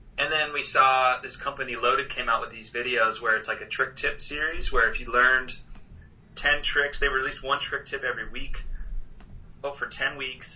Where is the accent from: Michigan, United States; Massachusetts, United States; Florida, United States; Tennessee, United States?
Massachusetts, United States; Harvard; growing up in Harvard, it's like a super hilly town